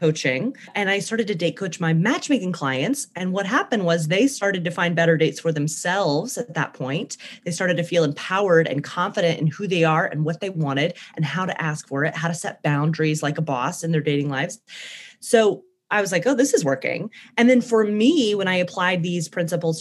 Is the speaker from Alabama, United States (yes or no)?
yes; Birmingham, Alabama, United States; accent: southern twang; now in Brooklyn, United States; I am originally from Birmingham, Alabama, which is why you'll hear like a southern twang in my voice sometimes. I live in Brooklyn